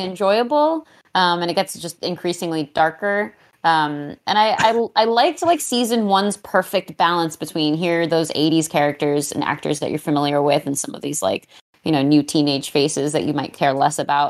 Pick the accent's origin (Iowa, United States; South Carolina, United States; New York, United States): New York, United States; New York City; I'm from Queens County